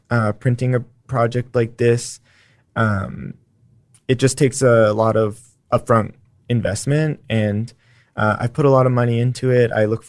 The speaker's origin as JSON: {"language": "English", "region": "Texas", "country": "United States", "said": "the best parts about being Texan are perseverance and just kind of a push forward despite the barriers that are in front of us"}